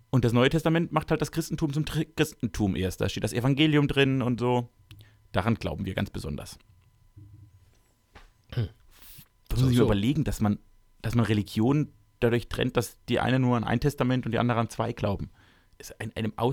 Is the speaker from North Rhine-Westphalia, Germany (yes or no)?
no; Baden-Württemberg, Germany; Ich komme also, aus Baden-Württemberg.